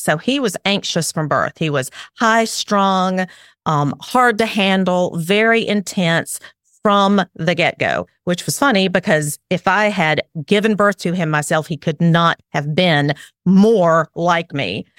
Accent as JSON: {"language": "English", "region": "Alabama", "country": "United States", "tie": "born or raised there", "also_born_or_lived": "South Carolina", "accent": "southern", "said": "I am way down South in Alabama. Um, I moved, we moved here from South Carolina about four years ago. We moved back to my, um, where I grew up"}